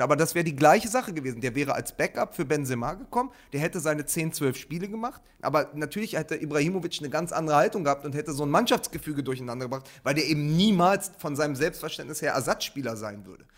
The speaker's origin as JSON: {"language": "German", "area": "Wedding", "region": "Berlin", "country": "Germany", "said": "Ich als Weddinger"}